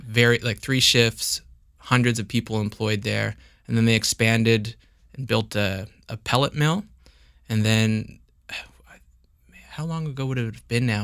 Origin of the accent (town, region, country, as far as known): Upper Musquodoboit, Nova Scotia, Canada; born or raised there